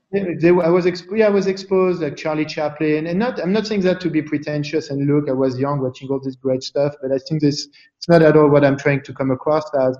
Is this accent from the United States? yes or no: no; Paris, Île-de-France, France; moved away; growing up in Paris